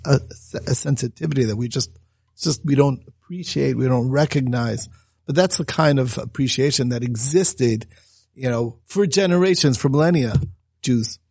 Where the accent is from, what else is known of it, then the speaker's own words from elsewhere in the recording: United States; growing up in America